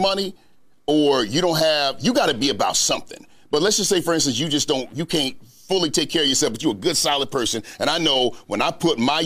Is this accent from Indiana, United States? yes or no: no; North Carolina, United States; I'm from North Carolina. I'm a little country